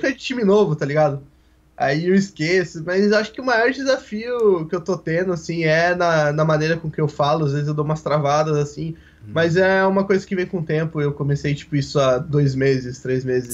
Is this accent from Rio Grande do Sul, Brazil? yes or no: yes; Porto Alegre, Rio Grande do Sul, Brazil; eu sou de Porto Alegre, Rio Grande do Sul.